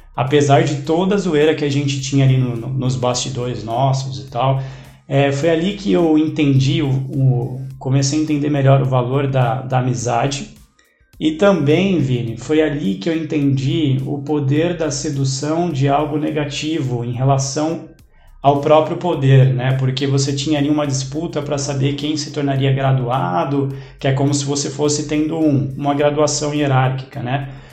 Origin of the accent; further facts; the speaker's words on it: São Caetano do Sul, São Paulo, Brazil; eu nasci em São Caetano do Sul, né? É, cidade pequena, mas muito conhecida